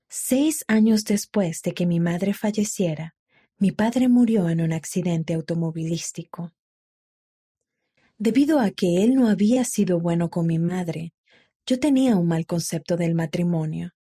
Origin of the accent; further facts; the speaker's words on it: Matagalpa, Nicaragua; born there; Nací en Matagalpa, Nicaragua. Dos años después de que yo naciera, mientras mi madre moría de cáncer, le pidió a mi padre que cuidara de nosotros.